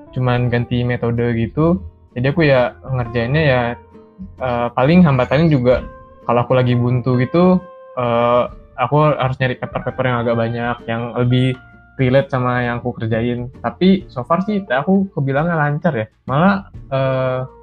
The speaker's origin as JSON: {"language": "Indonesian", "town": "Balikpapan", "region": "East Kalimantan", "country": "Indonesia", "tie": "born or raised there", "said": "aku TA-nya kemarin ngerjainnya itu di kampungku ya. Aku kan dari Balikpapan. Jadi aku kerjain di Balikpapan ini."}